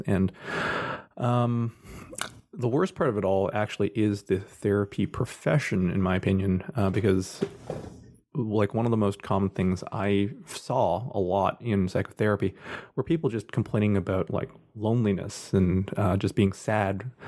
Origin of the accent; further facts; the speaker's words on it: Scarborough, Oshawa, Richmond Hill, Ontario, Canada; I was born in Scarborough, then moved out to Oshawa for my early years